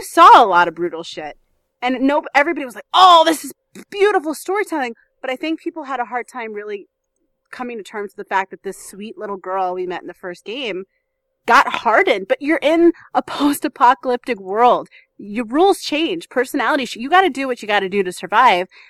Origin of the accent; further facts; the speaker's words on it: New Orleans, Louisiana, United States; I grew up homeless in New Orleans